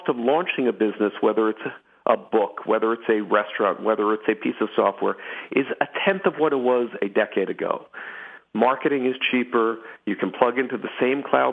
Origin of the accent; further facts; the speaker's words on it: Philadelphia, Pennsylvania, United States; I grew up in Philadelphia